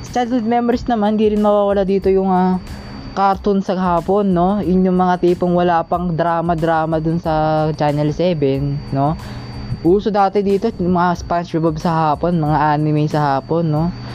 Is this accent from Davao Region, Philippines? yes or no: yes; Davao Region, Philippines; moved away; nasa probinsya namin, uh, nagulat nga ako one time pag uwi ko ng Davao